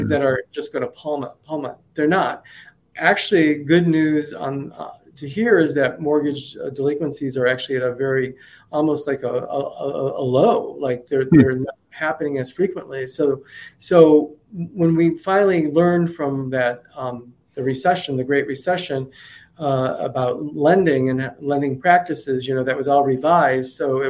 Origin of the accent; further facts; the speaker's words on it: Cleveland, Ohio, United States; now in Naples, Florida, United States; my hometown is Cleveland, Ohio